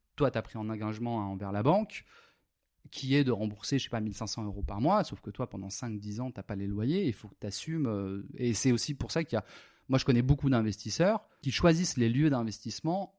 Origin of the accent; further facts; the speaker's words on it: Le Mans, Pays de la Loire, France; moved away as an adult; also born or lived in Antibes, France; now in Spain; je, suis né à Antibes. Bon, euh, petite petite enfance à Antibes tranquille. Ensuite, on est monté au Mans